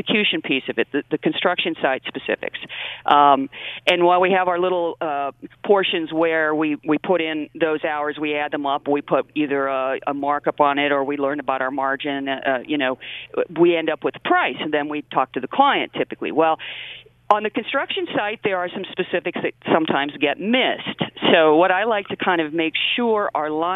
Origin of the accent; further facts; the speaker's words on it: West Coast, United States; moved away as an adult; now in Michigan, United States; I'm actually from the West Coast, but came here to go to school and never left.